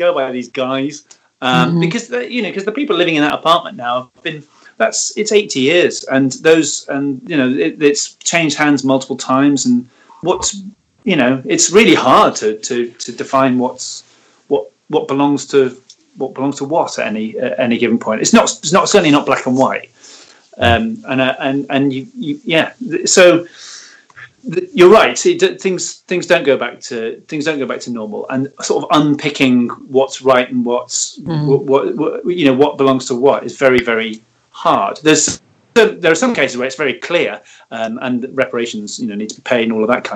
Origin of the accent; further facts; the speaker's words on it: Manchester, North West England, United Kingdom; moved away; I grew up in Manchester, just off the motor, the M62